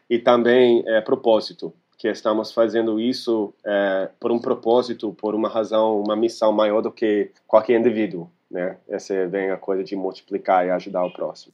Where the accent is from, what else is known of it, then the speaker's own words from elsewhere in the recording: California, United States; Portuguese is a second language; moved away as an adult; also born or lived in Rio de Janeiro, Brazil; eu sou americano, eu sou da Califórnia.